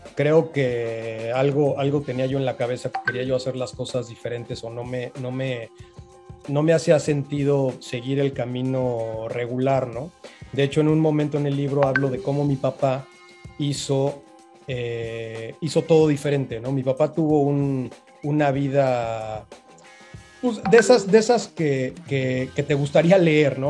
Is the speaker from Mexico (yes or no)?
yes; Mexico; now in Playa del Carmen, Mexico; Soy, soy el mexicano número veintinueve en escalar el Everest